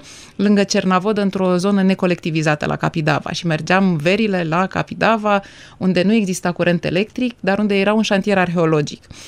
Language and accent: Romanian; Bucharest, Romania; M-am născut în București, în București noi